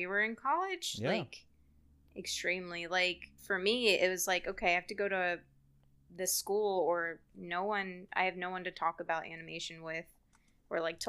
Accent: New Jersey, United States; I grew up in South Jersey

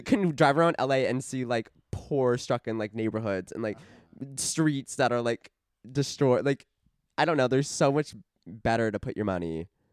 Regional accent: Casa Grande, Arizona, United States; born or raised there

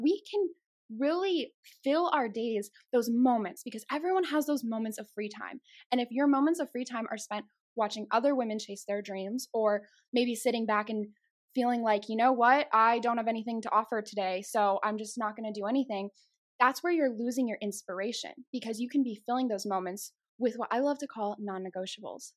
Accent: Chicago, Illinois, United States; accent: Chicago; moved away as an adult; now in Texas, United States; I was born and raised in Chicago, so if you hear those accents start to come out a little bit, it's that Chicago

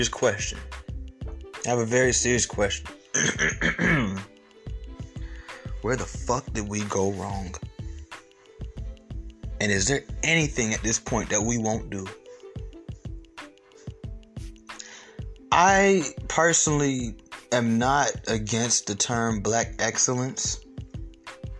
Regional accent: Atlanta, Georgia, United States; I'm from Atlanta

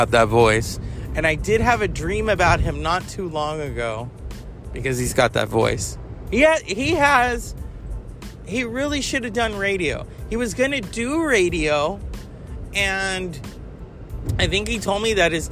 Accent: California, United States; I am from California

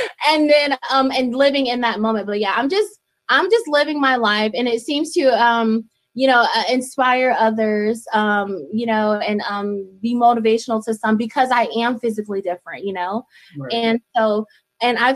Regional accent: Greenville, North Carolina, United States; also born or lived in Rocky Mount, North Carolina; I'm from Greenville, North Carolina, and I was born in Rocky Mount, North Carolina

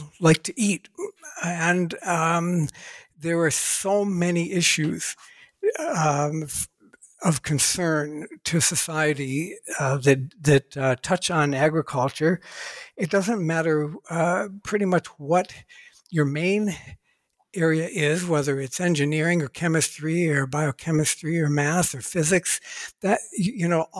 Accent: Ohio, United States; I was born and raised in Ohio, USA

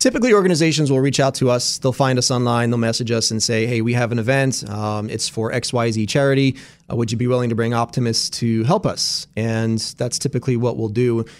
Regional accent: Pennsylvania, United States; being from Pennsylvania

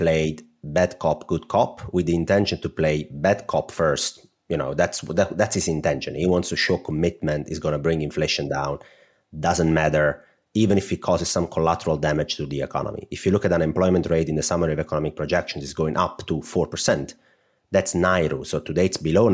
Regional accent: Italy; accent: Italian; I'm going to say this with my Italian accent

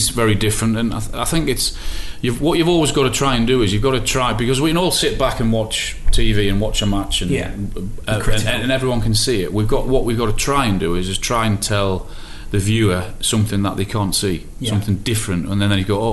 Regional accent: Newcastle upon Tyne, North East England, United Kingdom; moved away; also born or lived in Liverpool; I had a choice to come back home, and I wanted to play for my club

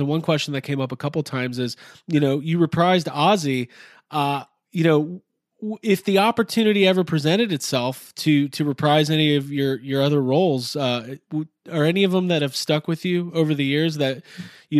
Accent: Chicago, Illinois, United States; I am from the Chicago area

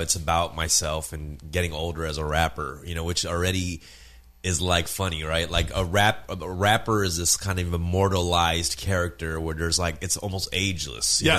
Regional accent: Los Angeles, California, United States; growing up in Los Angeles during the time

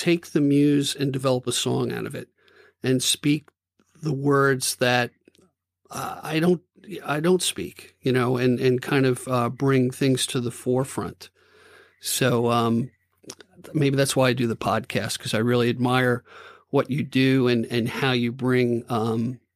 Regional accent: Levittown, United States; I grew up in Levittown

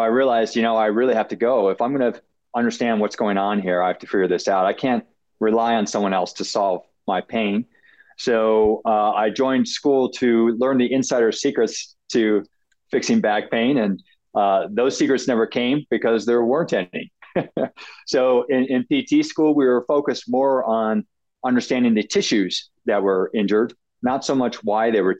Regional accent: Ohio, United States; now in Colorado, United States; I grew up in Ohio on a farm

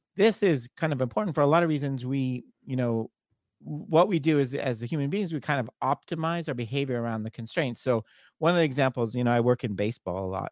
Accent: Canada; moved away; I'm from Canada originally

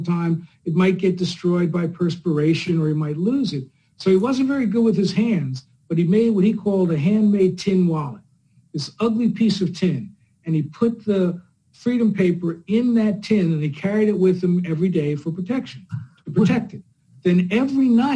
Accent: New Jersey, United States; moved away as an adult; also born or lived in Chicago; I'm a kid from Jersey

